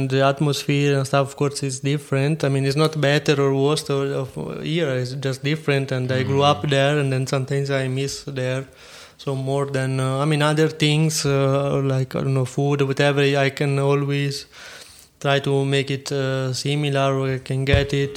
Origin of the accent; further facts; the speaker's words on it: Montepulciano, Tuscany, Italy; English is a second language; moved away as an adult; also born or lived in Siena; now in Frankfurt, Germany; I come from Tuscany and I like it